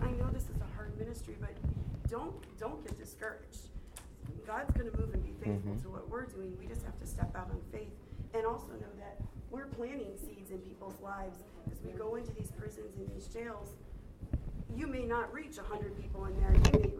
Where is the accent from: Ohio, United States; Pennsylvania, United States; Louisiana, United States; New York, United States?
Louisiana, United States; moved away; also born or lived in Tennessee; My family is in Louisiana.